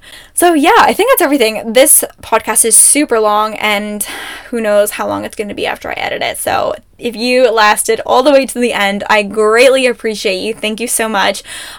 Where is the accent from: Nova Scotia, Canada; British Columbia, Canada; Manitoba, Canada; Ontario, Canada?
Ontario, Canada; now in Alberta, Canada; I'm from Ontario for the most part of my life, so excuse me if this is wrong, but Ontario uses salt trucks.